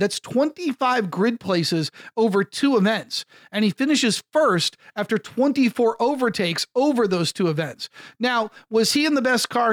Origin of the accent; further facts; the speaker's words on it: United States; an American sports talk show host